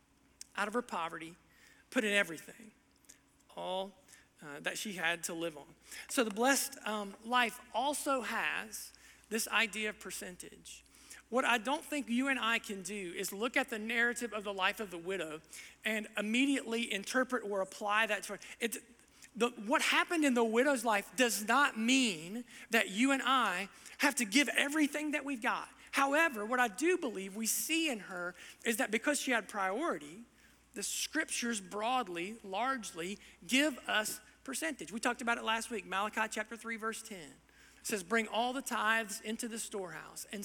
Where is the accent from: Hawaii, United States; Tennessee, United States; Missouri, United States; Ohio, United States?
Ohio, United States; Southern; my background growing up in Southern Ohio